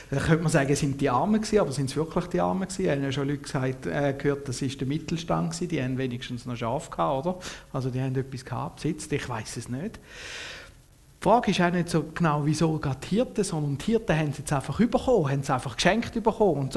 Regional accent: Switzerland; Ich bin ein Kind, wo im Frieden aufgewachsen ist. Mein Vater hat mir noch erzählt vom Zweiten Weltkrieg, aber auch dort ist ja die Schweiz weitgehend verschont geblieben vom Ganzen.

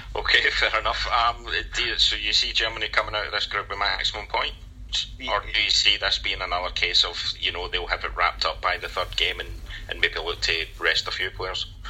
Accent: Scotland, United Kingdom; as a Scotsman

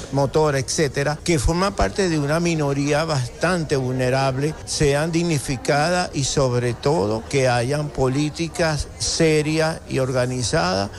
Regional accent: Maracaibo, Zulia, Venezuela; nuestra ciudad de Maracaibo

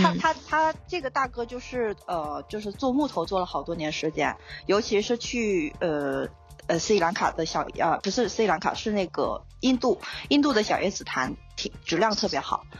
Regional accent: Hainan, China; moved away as an adult; also born or lived in Shenyang / Sri Lanka; 因为我是出生和长大于海南

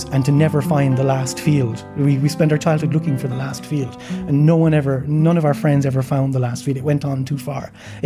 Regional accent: Tralee, Munster, Ireland; also born or lived in United States; I grew up in Tralee

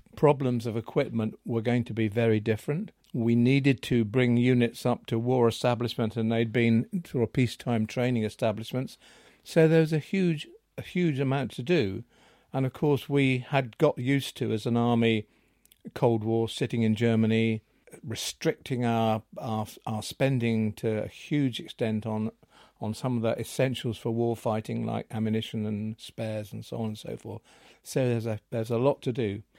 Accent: Seaview, South East England, United Kingdom; I was born in Seaview, and, um, that's where I've been ever since.

